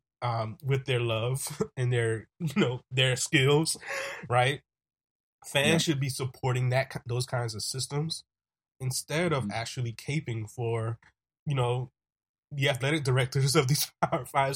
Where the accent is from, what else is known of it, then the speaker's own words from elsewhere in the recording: South Carolina, United States; my hometown, South Carolina State University